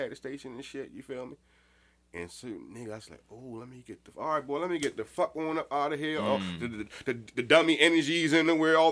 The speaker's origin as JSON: {"language": "English", "town": "Baltimore", "region": "Maryland", "country": "United States", "tie": "born or raised there", "said": "I'm from Baltimore City, born in East Baltimore, man, lived all around the place"}